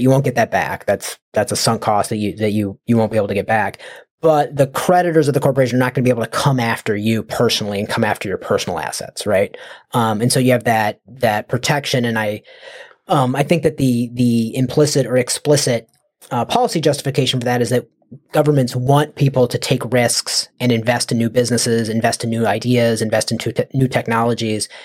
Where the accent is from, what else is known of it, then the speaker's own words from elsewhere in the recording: United States; I'm from the United States